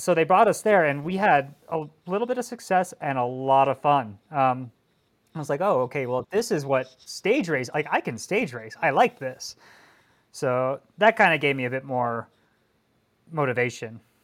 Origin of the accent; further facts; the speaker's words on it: Colorado, United States; now in Northern California, United States; I was growing up in Colorado and I was winning races as a junior in the pro one twos